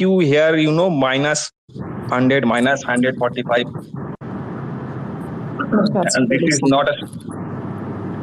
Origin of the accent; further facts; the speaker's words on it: West Bengal, India; I am from West Bengal